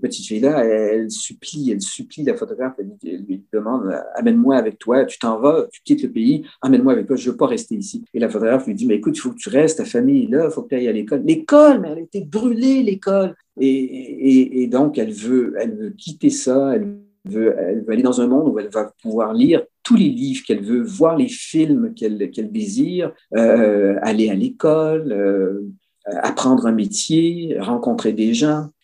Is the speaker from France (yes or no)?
no; Quebec, Canada